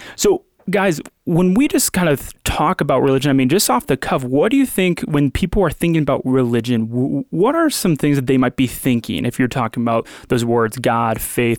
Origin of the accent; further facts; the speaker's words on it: Midwest, United States; I can even think about how, you know, me growing up in the Midwest.